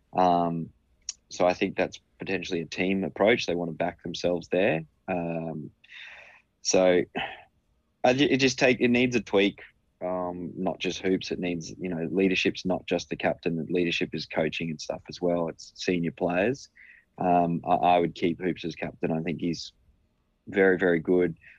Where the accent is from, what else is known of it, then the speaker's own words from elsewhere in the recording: Queensland, Australia; despite being a Queenslander